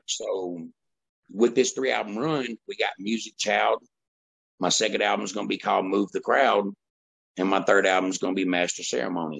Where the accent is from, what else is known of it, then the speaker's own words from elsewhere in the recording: Woodbine, United States; my hometown Woodbine